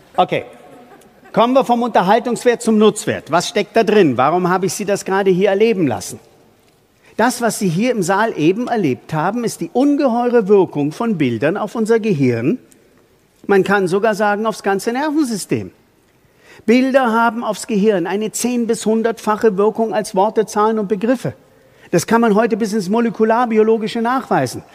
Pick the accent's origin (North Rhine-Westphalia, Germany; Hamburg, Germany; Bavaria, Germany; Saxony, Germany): Bavaria, Germany; bei uns in Bayern